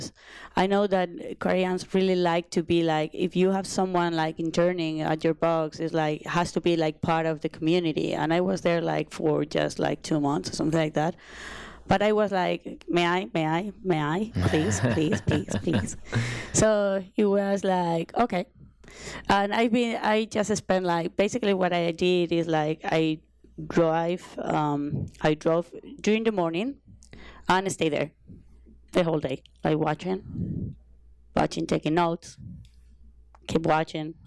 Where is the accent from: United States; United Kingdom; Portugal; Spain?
Spain; Madrid, Community of Madrid; moved away as an adult; now in Barcelona, Spain; originally I'm from Madrid